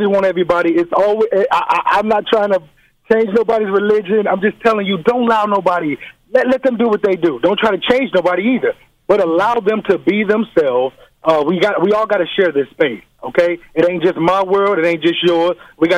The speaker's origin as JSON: {"language": "English", "town": "Chicago", "region": "Illinois", "country": "United States", "lives_now": "Los Angeles, United States", "said": "All the way from Los Angeles. I'm originally from Chicago."}